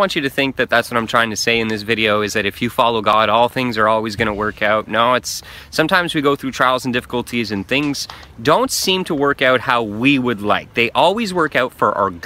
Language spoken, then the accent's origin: English; Canada; I'm a Canadian. I live near Montreal